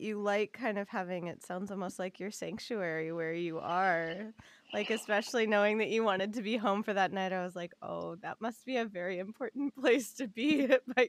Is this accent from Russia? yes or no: no; Los Angeles, California, United States; I'm from Los Angeles and I still live here and like travel around California a lot.